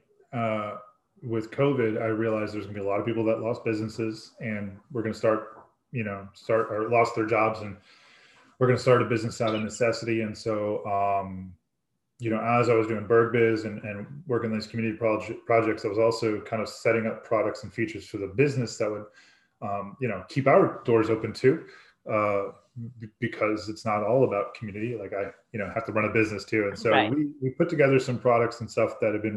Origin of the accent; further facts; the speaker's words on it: Woodbridge, Virginia, United States; moved away as an adult; now in Fredericksburg, United States; I grew up in Woodbridge, you know, in Northern Virginia